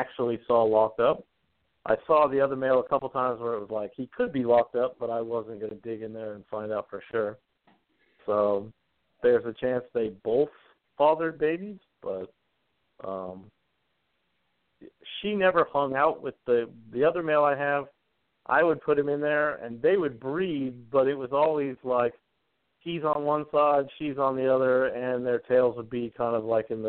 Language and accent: English; Spokane, Washington, United States; moved away as an adult; now in Idaho, United States; I grew up in Spokane, Washington, which is just on the other side of the border. And we bought our first house and moved to Idaho.